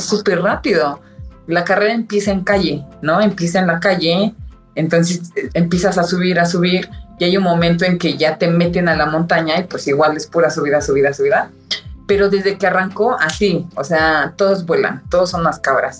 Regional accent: Ecatepec, State of Mexico, Mexico; Los dos somos de Catepec

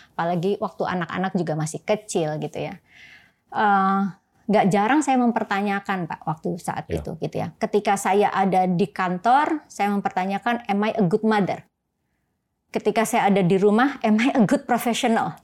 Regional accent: Surabaya, East Java, Indonesia; moved away as an adult; now in Jakarta, Indonesia; saya lahir dan besar di Surabaya

